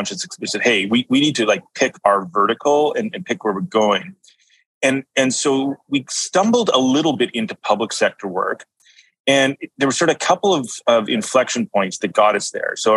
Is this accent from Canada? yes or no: yes; Canada; I'm from Canada here